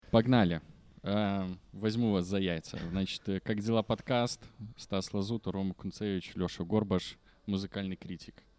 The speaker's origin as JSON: {"language": "Russian", "country": "Belarus", "said": "Мы не можем его говорить, хоть мы и белорусы"}